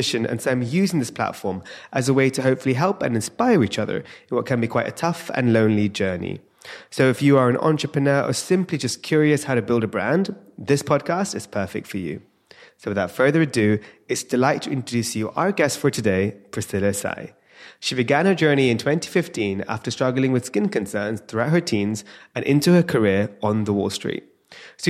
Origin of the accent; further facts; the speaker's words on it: London, United Kingdom; being in London with my Indian parents